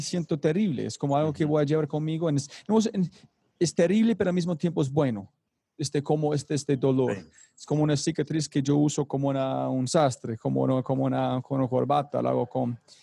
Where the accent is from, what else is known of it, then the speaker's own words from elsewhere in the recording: United States; now in Medellín, Colombia; soy gringo